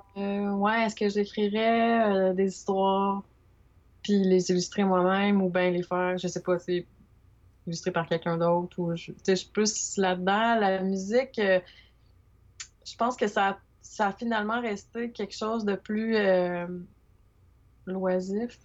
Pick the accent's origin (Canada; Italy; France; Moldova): Canada; Montreal, Quebec; moved away as an adult; now in Trois-Rivières, Canada; suis natif de Montréal